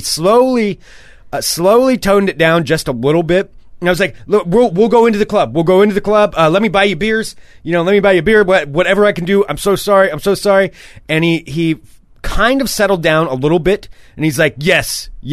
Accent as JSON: {"language": "English", "town": "Portland", "region": "Oregon", "country": "United States", "said": "I was from Oregon, from Portland"}